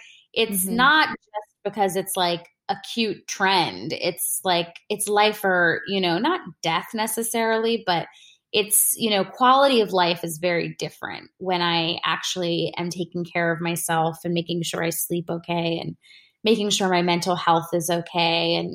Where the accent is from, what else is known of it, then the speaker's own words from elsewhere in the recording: India; And I'm an Indian woman, you know, my parents, like, they're not against, you know, medications and stuff just in general